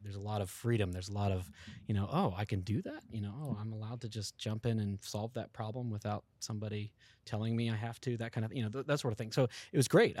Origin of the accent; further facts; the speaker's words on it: East Coast, United States; I'm actually from the East Coast area, uh, Virginia and Georgia area